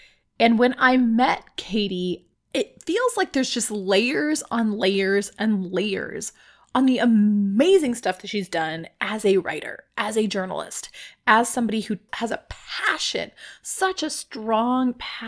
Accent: Mexicali, Baja California, Mexico; accent: Mexicali Spanish; My hometown accent of, like, little hickness. I can do my Mexicali Spanish accent that when I go to Mexico City, they laugh and say I sound like a hick

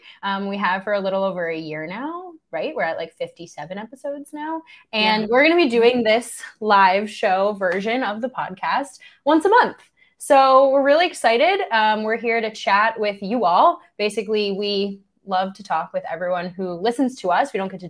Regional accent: New York, United States; So I grew up and live in New York. I have never lived in Wisconsin. I've only actually ever been to Wisconsin once.

